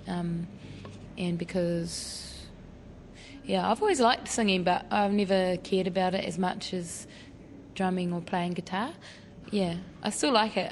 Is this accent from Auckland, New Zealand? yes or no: no; Raglan, Waikato, New Zealand; I grew up in Raglan